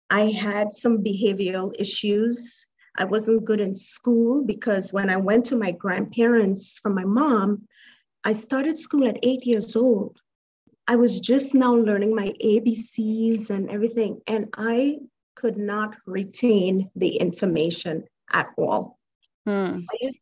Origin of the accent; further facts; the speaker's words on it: Trinidad & Tobago; moved away; Originally, I'm from Trinidad and Tobago.